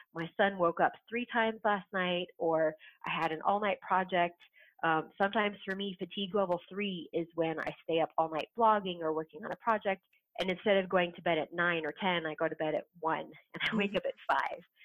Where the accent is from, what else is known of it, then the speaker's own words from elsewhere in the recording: Southern California, United States; moved away as an adult; now in Wisconsin, United States; I'm a Southern California girl. I was born and raised in SoCal